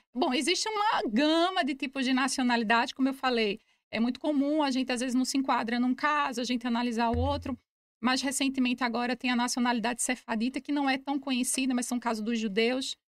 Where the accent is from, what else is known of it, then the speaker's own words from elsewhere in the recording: Recife, Pernambuco, Brazil; moved away as an adult; also born or lived in Braga, Portugal; now in Portugal; Sou nordestina, de Recife, Pernambuco